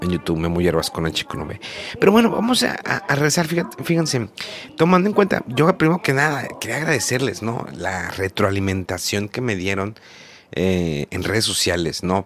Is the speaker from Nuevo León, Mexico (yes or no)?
yes; Monterrey, Nuevo León, Mexico; yo soy de Monterrey y en Monterrey queda cerca la, frontera